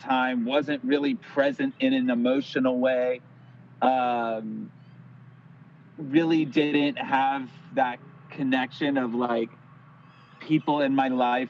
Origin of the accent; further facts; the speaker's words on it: Lodi, California, United States; also born or lived in Sacramento / Los Angeles; now in Santa Cruz, United States; I'm from this little town called Lodi, and that you wouldn't believe is actually in California.